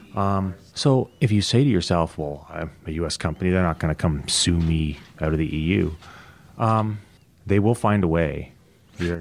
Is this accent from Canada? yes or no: yes; Canada; also born or lived in United States; I'm Canadian